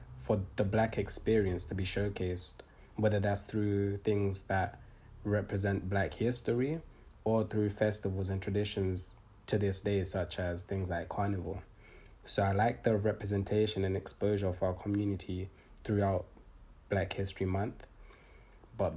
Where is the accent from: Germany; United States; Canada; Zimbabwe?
Zimbabwe; now in United Kingdom; my home country, Zim